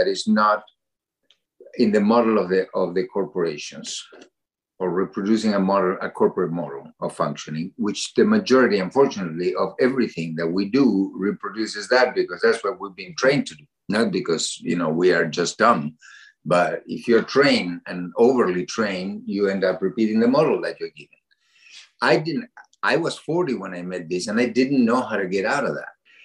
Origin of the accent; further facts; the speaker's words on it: Argentina; now in Massachusetts, United States; I come from Argentina